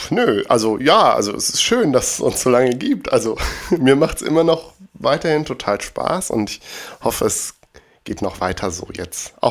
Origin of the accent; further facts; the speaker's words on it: Bergisch Gladbach, North Rhine-Westphalia, Germany; damals in der Stadtbücherei Bergisch Gladbach in meiner Heimatstadt